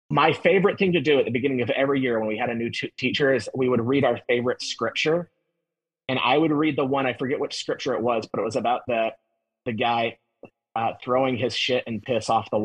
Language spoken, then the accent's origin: English; Utah, United States; Like, we're from Utah.